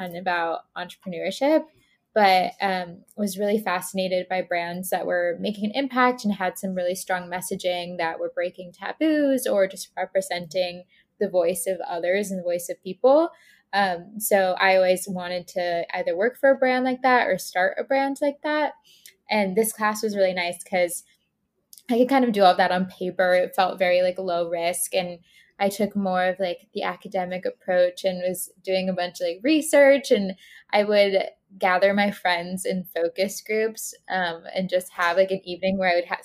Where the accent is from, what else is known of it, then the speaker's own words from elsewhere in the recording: Tampa, Florida, United States; moved away as an adult; now in Boston, United States; So I grew up in Tampa, Florida, but I went to college in Boston